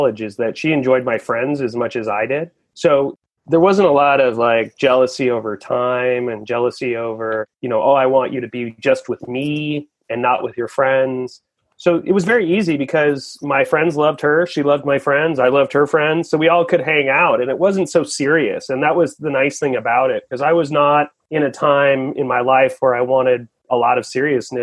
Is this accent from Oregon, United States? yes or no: yes; Portland, Oregon, United States; I grew up in Portland, Oregon, grew up in the rain